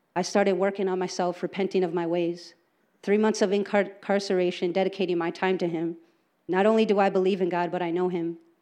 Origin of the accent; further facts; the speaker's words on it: Green Bay, Wisconsin, United States; I was born and raised here in Green Bay